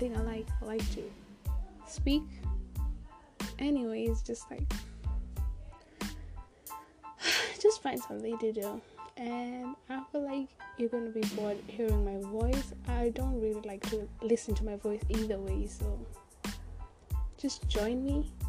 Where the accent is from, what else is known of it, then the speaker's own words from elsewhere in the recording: Kenya; now in Australia; I'm like Kenyan. I was born in Kenya, raised in Kenya.